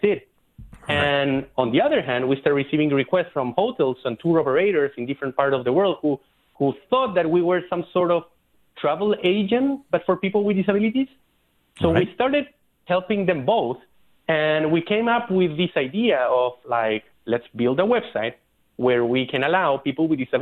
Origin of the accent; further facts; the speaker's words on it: Chile; now in San Francisco, United States; one of the most visited places in Chile, my hometown